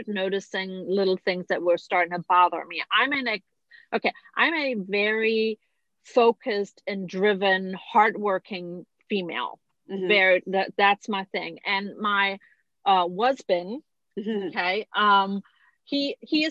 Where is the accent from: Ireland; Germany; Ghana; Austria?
Germany; moved away as an adult; now in United States; I was born and raised in Germany